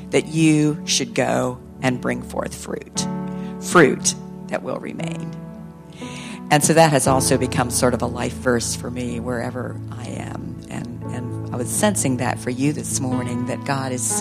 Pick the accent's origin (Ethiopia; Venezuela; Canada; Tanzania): Ethiopia; When I was a little girl growing up in Ethiopia, as Richard introduced us or introduced me